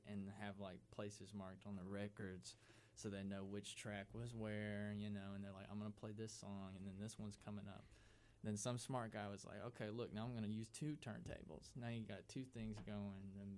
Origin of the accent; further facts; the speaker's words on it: Auburn, Alabama, United States; Henry and Kurt are both from Auburn, and I'm from Auburn